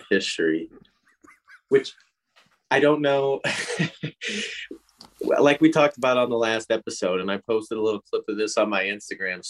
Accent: St. Louis, Missouri, United States

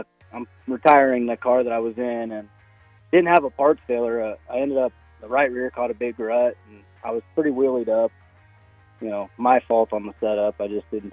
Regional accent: Lakin, Kansas, United States; I'm from Lakin, Kansas. I was born and raised here

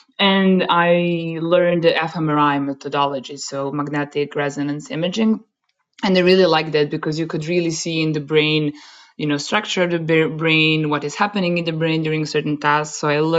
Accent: Serbia; moved away as an adult; now in Germany; I come from Serbia, by the way, not from Germany

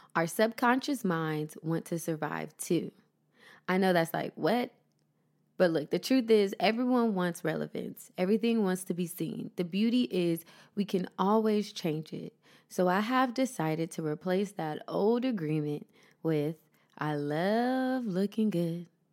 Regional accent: Columbus, Ohio, United States; moved away as an adult; now in Los Angeles, United States; my hometown, Columbus, Ohio

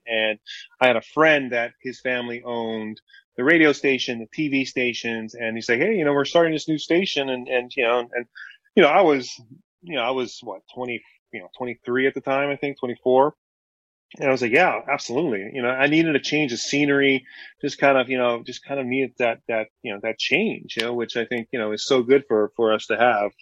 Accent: Hawaii, United States; I grew up in Hawaii

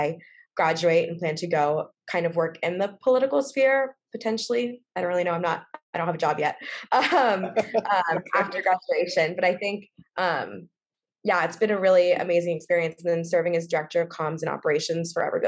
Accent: Charlotte, North Carolina, United States; I grew up in North Carolina, from Charlotte, very much a swing state.

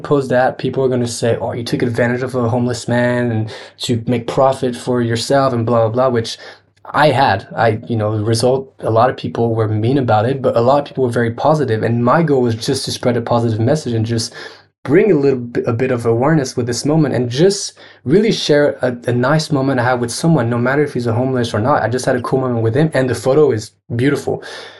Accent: France; one of the biggest networks of artists that I grew up with in France watching

